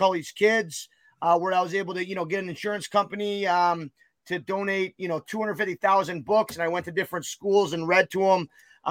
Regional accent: United States; I didn't realize this as an American.

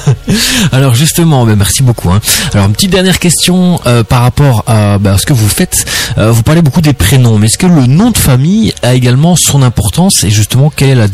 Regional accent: Belgium; moi, je suis belge, hein, je suis de, de, Belgique

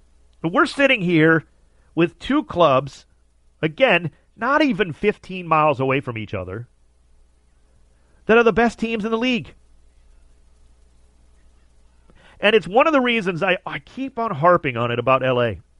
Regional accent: Cleveland, Ohio, United States; Of course, I grew up in Cleveland.

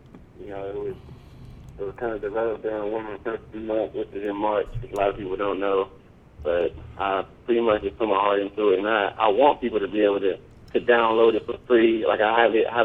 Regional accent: Los Angeles, California, United States; also born or lived in San Diego / Lawndale; I moved to Los Angeles, grew up in Compton and San Pedro

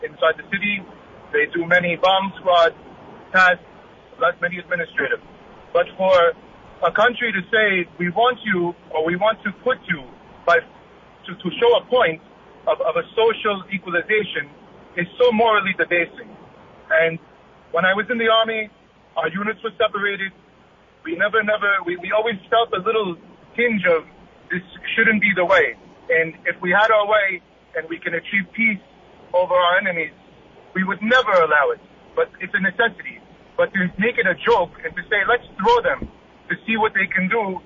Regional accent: Israel; moved away as an adult; now in Miami, United States; I'm from Israel. I've been here for about 20 years in this country

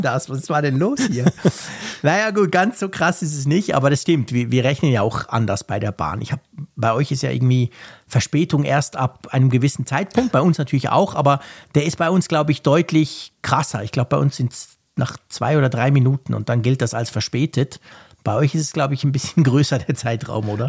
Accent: Switzerland; Ich als Schweizer

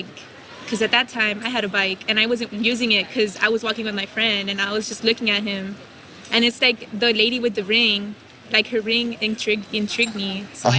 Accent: Mexico; now in San Antonio, United States; I was raised in Mexico, so everybody there thinks it's for real.

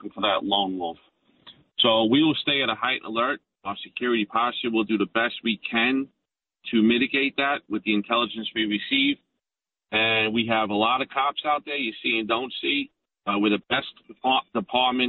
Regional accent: New York City, New York, United States; I'm from Bay Ridge. I know the area well

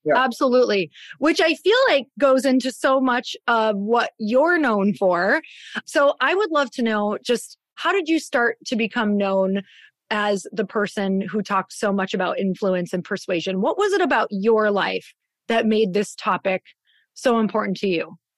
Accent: Midwest, United States; now in Scottsdale, United States; growing up in the Midwest

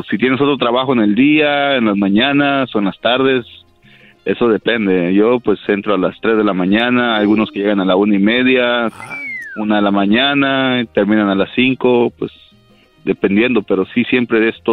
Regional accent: Mexico; No, yo soy de México.

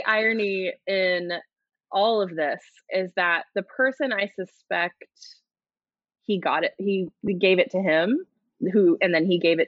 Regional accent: United States; I'm an American

